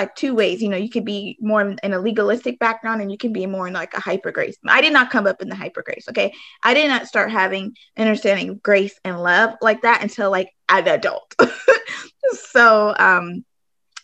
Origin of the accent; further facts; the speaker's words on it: California, United States; moved away; also born or lived in Arizona; I grew up in California, but then I also for some time lived in Arizona.